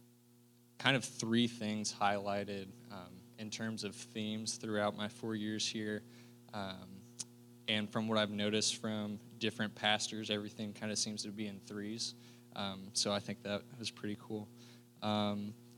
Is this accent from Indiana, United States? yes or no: yes; Fishers, Indiana, United States; I'm from Fishers, Indiana, so northeast Indianapolis